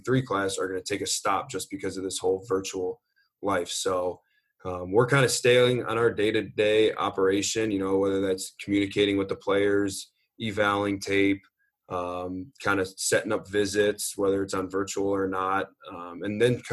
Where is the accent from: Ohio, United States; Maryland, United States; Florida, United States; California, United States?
Ohio, United States; Shaker Heights; moved away as an adult; also born or lived in Boston; I grew up in Shaker Heights, which is about 15 minutes from Cleveland